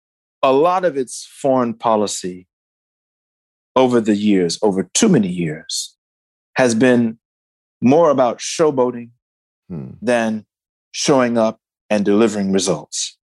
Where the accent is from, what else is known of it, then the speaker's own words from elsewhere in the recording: Detroit, Michigan, United States; but in my hometown in Detroit